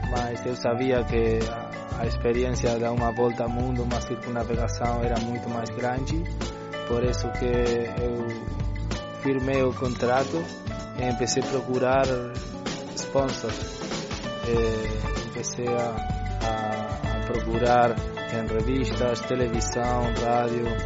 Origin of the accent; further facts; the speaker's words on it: Uruguay; Portuguese is a second language; eu eh, nasci no Uruguai, mas minha família é de Porto